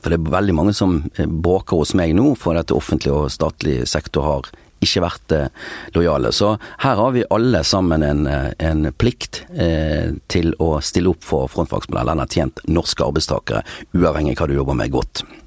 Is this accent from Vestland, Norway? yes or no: yes; Bergen, Vestland, Norway; Og jeg har også bosatt meg ikke mer enn ja, fem minutter å gå fra der jeg vokste opp den dag i dag